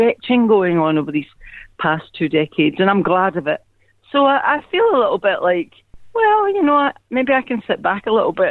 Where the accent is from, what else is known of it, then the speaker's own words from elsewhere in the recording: Scotland, United Kingdom; I'm Scottish.